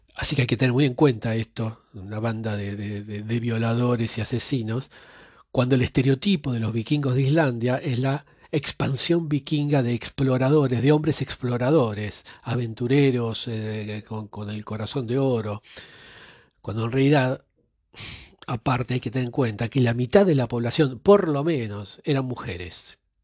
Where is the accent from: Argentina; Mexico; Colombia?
Argentina; yo que nací en Argentina